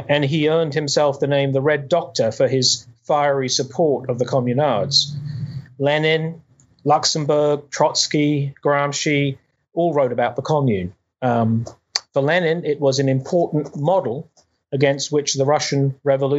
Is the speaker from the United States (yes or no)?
no; United Kingdom; I grew up in Britain